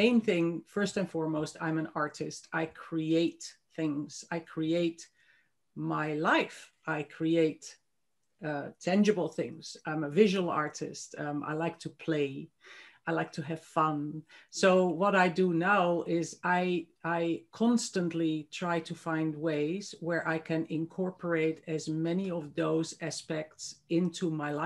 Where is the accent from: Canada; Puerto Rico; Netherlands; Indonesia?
Netherlands; moved away as an adult; also born or lived in Christchurch, New Zealand; now in New Zealand; I actually was born and grew up on the other side of the world, completely the other side of the globe, in Holland, in the Netherlands